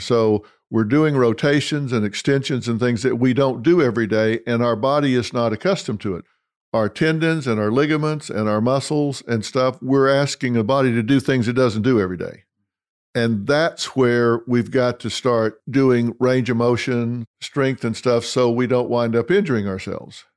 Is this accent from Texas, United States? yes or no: yes; Dallas, Texas, United States; my hometown, Dallas, Texas